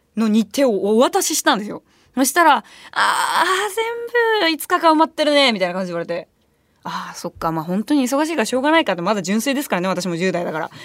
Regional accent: Japan; ご飯行こうって言ったらもうご飯ちゃんと行くしみたいな感じの街でやっぱ生まれ育ってるのね

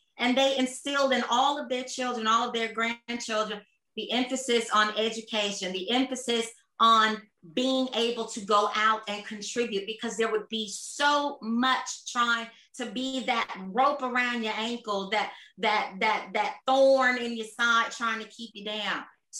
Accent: Atlanta, Georgia, United States; now in Australia; I'm born and raised in Atlanta, will always be my home. I grew up with a Black mayor. I grew up with Black doctors, Black dentists.

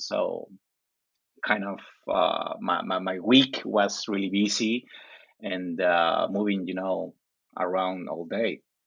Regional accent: Chile; English is a second language; I live in the coast of Chile. It's like two hours driving from Santiago.

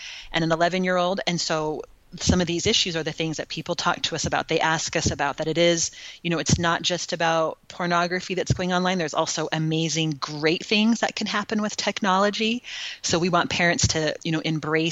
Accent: California, United States; moved away as an adult; also born or lived in Utah; now in Texas, United States; I grew up in California

